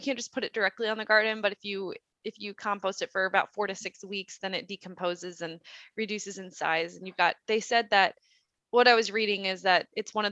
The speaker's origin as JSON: {"language": "English", "region": "Midwest", "country": "United States", "tie": "born or raised there", "moved": "yes", "lives_now": "Idaho, United States", "said": "I think we live in Idaho and it's very dry climate here compared to where I grew up in the Midwest."}